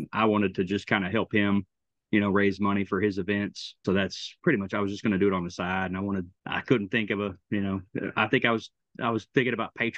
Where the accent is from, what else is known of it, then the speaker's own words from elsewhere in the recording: Carrollton, Texas, United States; also born or lived in Germany / Bosnia; Carrollton area